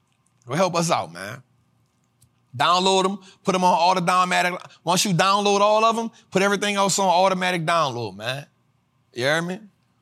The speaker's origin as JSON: {"language": "English", "region": "California", "country": "United States", "said": "And for me, you know, I came from Cali and I could have been like, man, we ain't doing Trappin' Tuesday today."}